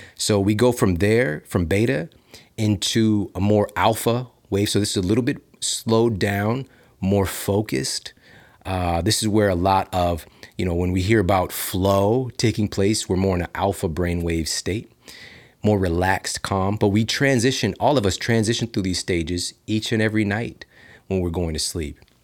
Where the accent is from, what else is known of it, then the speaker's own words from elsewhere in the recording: Midwest, United States; now in Los Angeles, United States; I'm from the Midwest